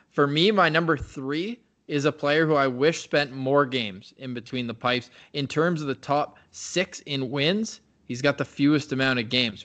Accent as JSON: {"language": "English", "town": "Ottawa", "region": "Ontario", "country": "Canada", "tie": "born or raised there", "said": "when I was twelve to eighteen as a goalie growing up in Ottawa"}